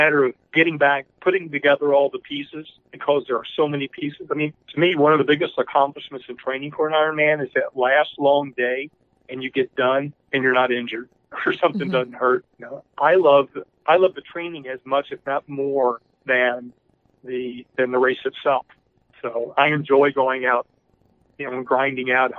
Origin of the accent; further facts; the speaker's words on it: Louisville, Kentucky, United States; moved away; also born or lived in Delaware; I grew up in Louisville, Kentucky